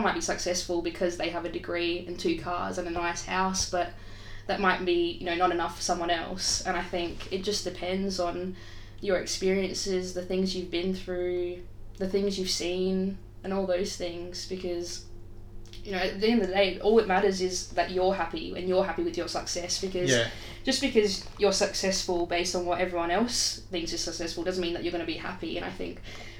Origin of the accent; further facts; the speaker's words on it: Adelaide, South Australia, Australia; I'm from Adelaide, South Australia.